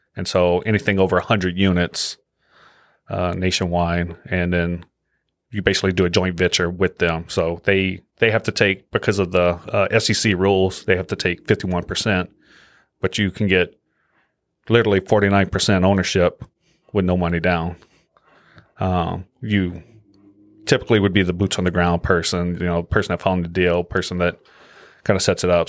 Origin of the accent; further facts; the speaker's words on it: Louisiana, United States; moved away; I'm from Louisiana